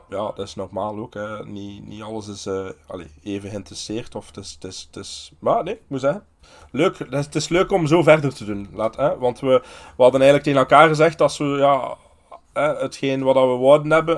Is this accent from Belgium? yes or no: yes; Aalst, Flanders, Belgium; ik ben een Aalstenaar, want ik ben geboren in Aalst